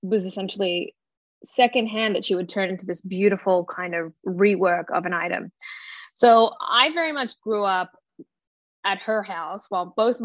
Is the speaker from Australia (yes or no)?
yes; Australia; I grew up in Australia